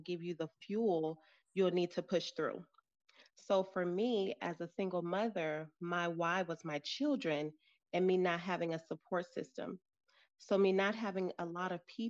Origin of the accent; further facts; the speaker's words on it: St. Louis, Missouri, United States; now in Colorado, United States; I'm originally from St. Louis, Missouri, but currently reside in Colorado